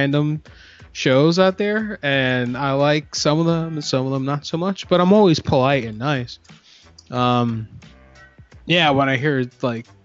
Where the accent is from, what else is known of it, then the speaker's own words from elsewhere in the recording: Orlando, Florida, United States; I grew up in Central Florida, in Orlando specifically